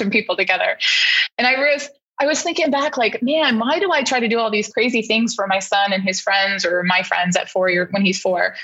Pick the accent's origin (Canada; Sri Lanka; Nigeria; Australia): Canada; now in United States; I wasn't born in the US and I'm from Canada. So, although I'm an American citizen, I grew up in Canada